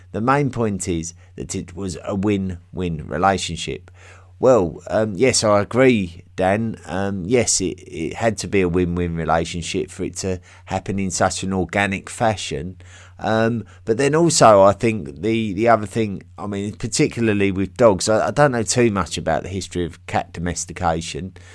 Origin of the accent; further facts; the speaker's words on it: England, United Kingdom; accent: English; my English accent